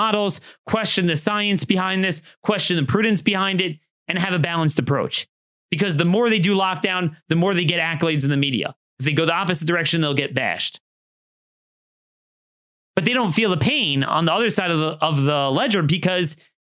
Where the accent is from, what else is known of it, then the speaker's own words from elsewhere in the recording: Maryland, United States; Maryland, my home state